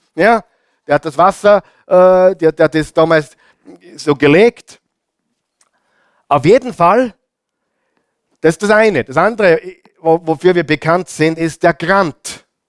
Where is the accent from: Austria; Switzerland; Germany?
Austria; bei uns in Österreich sagt man Gasonäre